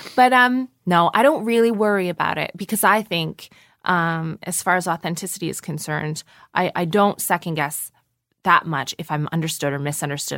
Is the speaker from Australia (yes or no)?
no; Canada; moved away as an adult; also born or lived in Toronto; now in London, United Kingdom; I am a Canadian person with a lot of American cultural influences